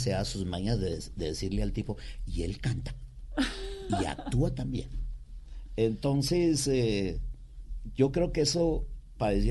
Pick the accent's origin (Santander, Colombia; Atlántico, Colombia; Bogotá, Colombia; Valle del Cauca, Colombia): Valle del Cauca, Colombia; Cali; Sí, eh, yo soy caleño por mi padre, eh, cundiboyaco por mi mamá. Mi mamá es cundiboyaca.